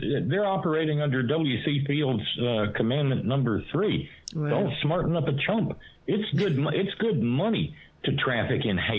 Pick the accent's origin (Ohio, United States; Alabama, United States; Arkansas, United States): Alabama, United States; where I was growing up in Alabama